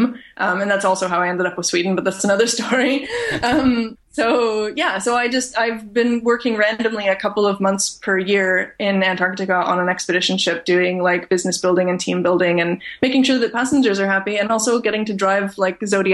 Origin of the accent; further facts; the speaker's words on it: Canada; I'm born and raised in Canada.